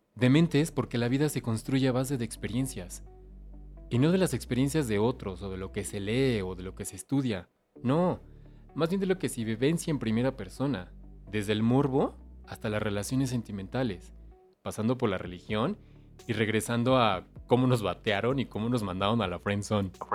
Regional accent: Mexico; Soy mexicano y soy amante de nuestro folclore

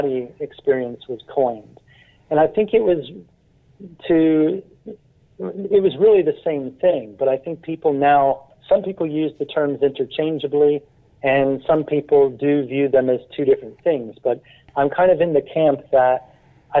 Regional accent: United States; moved away as an adult; now in London, United Kingdom; I grew up in the United States, but I've lived here for the last 27 years

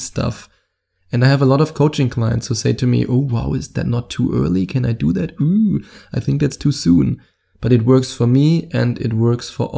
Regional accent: Germany; accent: German; my German accent

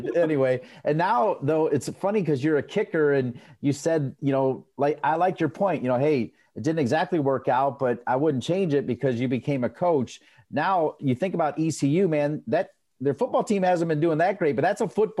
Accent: Ohio, United States; moved away; because I'm originally from Ohio.

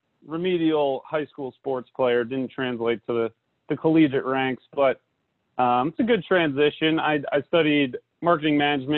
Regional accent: Northern New Jersey, United States; moved away as an adult; also born or lived in Virginia; I'm from Northern New Jersey, so I moved back home

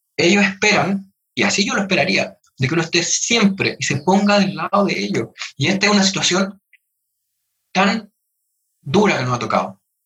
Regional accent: Chile; todos somos chilenos

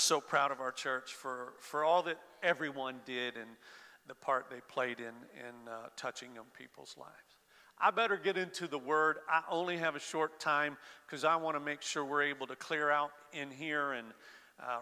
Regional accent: Florida, United States; I grew up in Florida

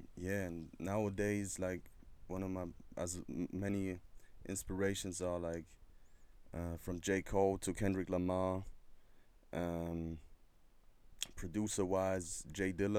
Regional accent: Stuttgart, Baden-Württemberg, Germany; I'm from Stuttgart, to be exact. Stuttgart is in the south of Germany.

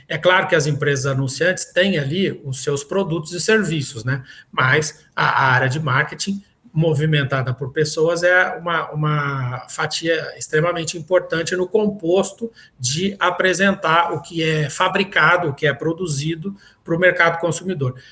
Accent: Minas Gerais, Brazil; moved away; Minas Gerais, que foi na cidade onde eu nasci

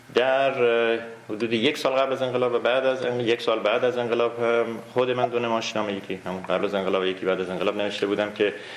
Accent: Iran; moved away as an adult; also born or lived in Urmia; now in Canada; من حدود سی ساله در کانادا زندگی کنم 21 سالم بود از ایران اومدم

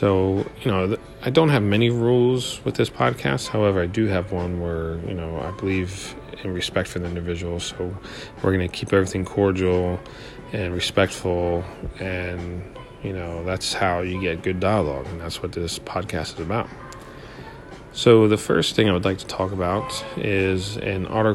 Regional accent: Hershey, Pennsylvania, United States; I am from Hershey, Pennsylvania

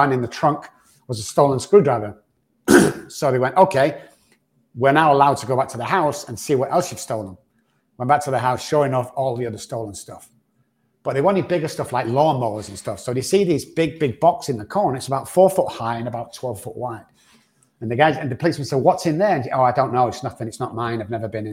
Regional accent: Manchester, North West England, United Kingdom; moved away; back in the UK where I'm from

